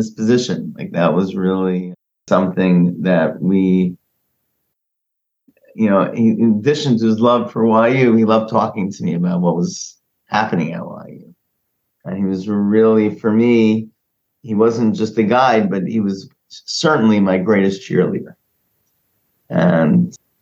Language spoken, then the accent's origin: English; New York City, New York, United States; That's where I grew up. I grew up in Queens